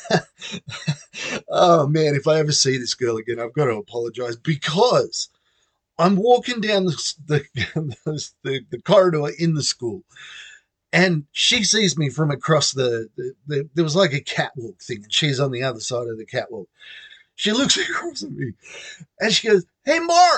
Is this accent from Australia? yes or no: yes; Albury, New South Wales, Australia; accent: Australian; first language English; also born or lived in Oklahoma, United States; I was born in Australia in a town called Albury.